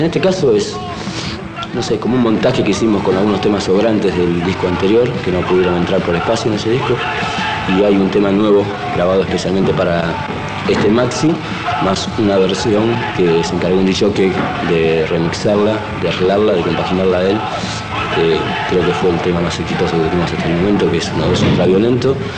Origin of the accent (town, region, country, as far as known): Argentina